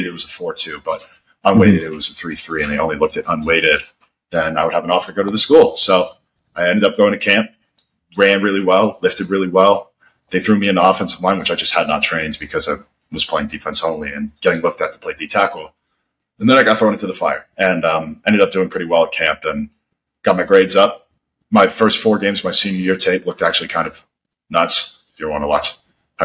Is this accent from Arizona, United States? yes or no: yes; Scottsdale, Arizona, United States; also born or lived in New York; I was born in New York, but I've lived out in Arizona my whole life. I'm from Scottsdale